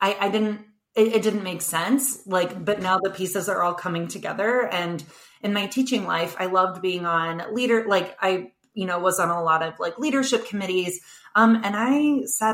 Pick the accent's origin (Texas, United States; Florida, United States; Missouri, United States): Missouri, United States; St. Louis; moved away as an adult; now in Chicago, United States; I'm from St. Louis, Missouri, originally. My husband's job brought us to Chicago